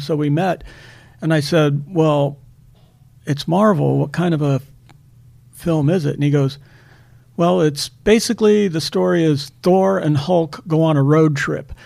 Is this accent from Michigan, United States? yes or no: no; Akron, Ohio, United States; when I was a kid, uh, I'd go into a, a, store in Akron, Ohio